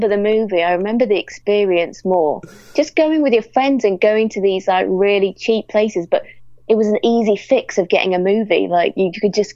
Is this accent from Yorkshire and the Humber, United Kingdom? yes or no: no; Lytham St Annes, North West England, United Kingdom; as a kid just hanging around in St. Anne's, which is where I grew up near Blackpool